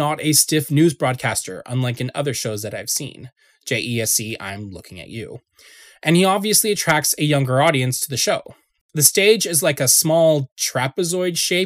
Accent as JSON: {"language": "English", "country": "Canada", "said": "as a Canadian"}